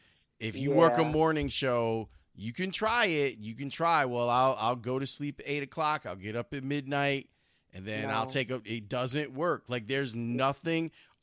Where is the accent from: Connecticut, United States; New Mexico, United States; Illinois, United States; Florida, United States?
Illinois, United States; Chicago; I grew up in Roseland. I grew up on, 112th and Halsted, right?